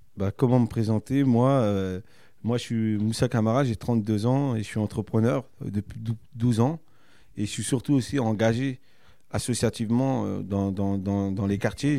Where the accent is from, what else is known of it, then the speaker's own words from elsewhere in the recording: Cergy-Pontoise, Île-de-France, France; c'est là où je suis né, c'est là d'où je viens, et c'est là où j'habite encore aujourd'hui